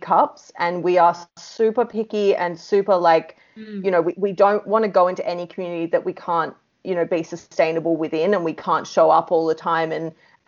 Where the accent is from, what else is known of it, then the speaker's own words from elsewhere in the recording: Australia; accent: Australian; our English is Australian English